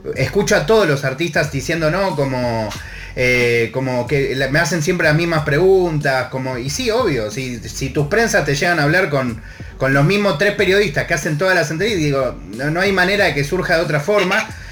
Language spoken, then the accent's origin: Spanish; Argentina; mi país.